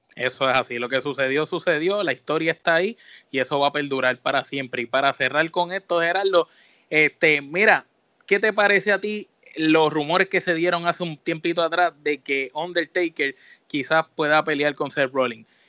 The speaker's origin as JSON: {"language": "Spanish", "country": "Puerto Rico", "said": "nosotros que somos de Puerto Rico"}